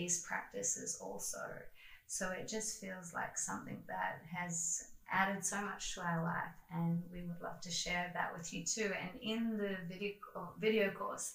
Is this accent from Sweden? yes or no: no; Australia; moved away as an adult; also born or lived in China; we are Qigong teachers from Australia.